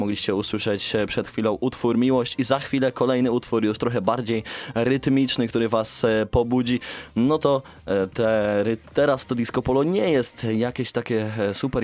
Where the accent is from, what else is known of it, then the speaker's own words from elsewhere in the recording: Sfornegacie, Poland; Ja właśnie wywodzę się z małej miejscowości jeśli, jeśli jeszcze ktoś jej nie wie. Sfornegacie